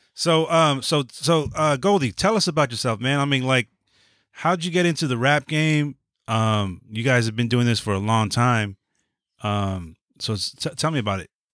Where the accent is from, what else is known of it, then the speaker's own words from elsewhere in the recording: Los Angeles, California, United States; also born or lived in San Francisco; I moved out here to LA when I was eight or nine, so I yeah. grew up on West Coast, like LA hip hop.